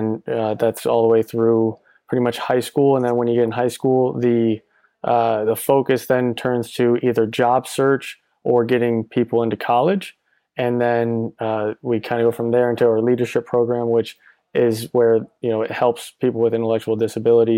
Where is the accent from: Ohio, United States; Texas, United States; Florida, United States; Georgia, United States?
Florida, United States; Orlando; I'm originally from Orlando, Florida